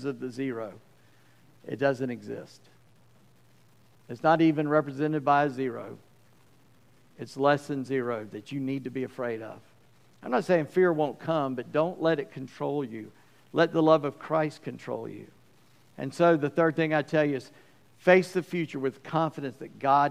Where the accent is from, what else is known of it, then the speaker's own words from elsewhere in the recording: United States; I grew up near Charleston